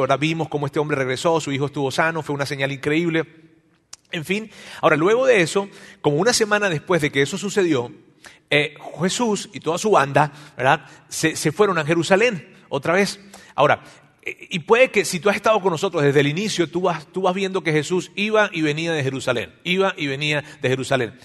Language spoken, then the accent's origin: Spanish; Mexico; en nuestro país, acá en México, ¿verdad? Este, nosotros nacimos y crecimos escuchando esto de Dios